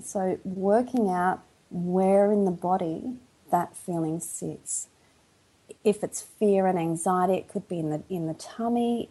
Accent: Melbourne, Victoria, Australia; accent: Aussie; moved away as an adult; now in Sydney, Australia; originally I'm from Melbourne, Victoria, in Australia. So I live in Australia, but now I'm living in Sydney. I've probably been in Sydney for about 22 years now

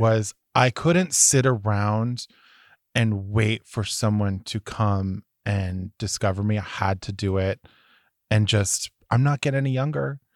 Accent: Massachusetts, United States; I'm from Massachusetts

